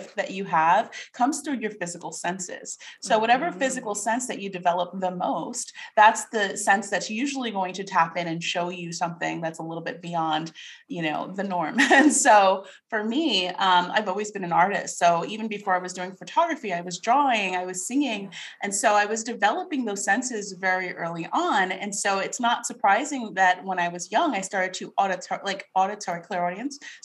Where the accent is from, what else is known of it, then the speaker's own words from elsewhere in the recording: New York, United States; moved away as an adult; also born or lived in Carlsbad, California; now in Tulsa, United States; So I am a native New Yorker. And growing up in New York, I actually had kind of a traumatic childhood